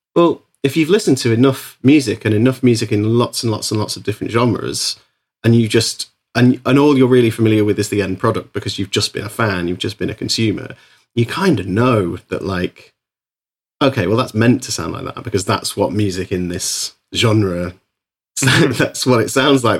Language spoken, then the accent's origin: English; Isle of Man; moved away as an adult; also born or lived in Bristol; now in Liverpool, United Kingdom; I grew up on the Isle of Man and I moved to Bristol when I was about twen, nineteen, twenty